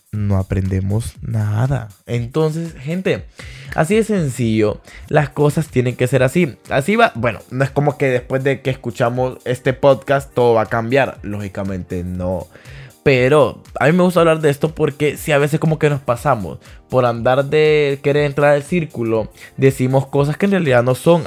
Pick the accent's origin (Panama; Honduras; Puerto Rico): Honduras; Danlí, El Paraíso; also born or lived in Tegucigalpa, Honduras; es mi pueblo, ahí nací